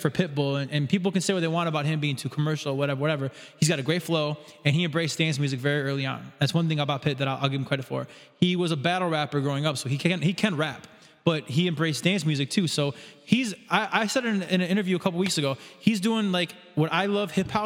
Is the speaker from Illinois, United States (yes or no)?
yes; Chicago, Illinois, United States; growing up in Chicago